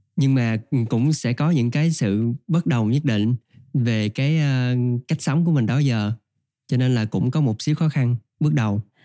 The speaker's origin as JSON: {"language": "Vietnamese", "region": "Trà Vinh", "country": "Vietnam", "tie": "born or raised there", "moved": "yes", "said": "quê mình ở trà vinh"}